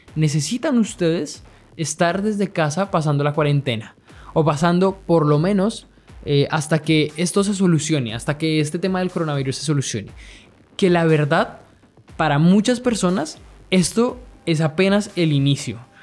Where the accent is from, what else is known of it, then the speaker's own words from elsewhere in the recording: Colombia; now in Chile; Yo estoy viviendo en Chile, soy colombiano pero vivo en Chile